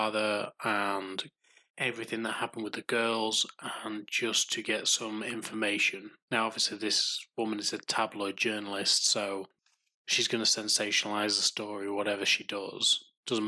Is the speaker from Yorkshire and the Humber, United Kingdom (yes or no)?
yes; Yorkshire and the Humber, United Kingdom; I'm from Yorkshire